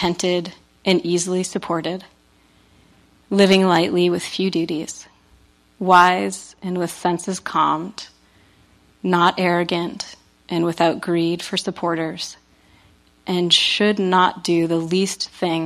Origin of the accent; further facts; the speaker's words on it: New England, United States; I'm from New England